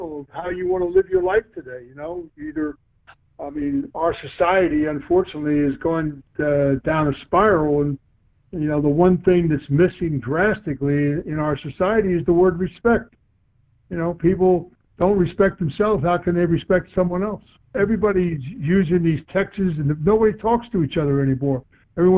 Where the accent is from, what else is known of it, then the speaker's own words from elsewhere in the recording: Philadelphia, Pennsylvania, United States; moved away as an adult; also born or lived in Boston / San Diego; I was from Philadelphia.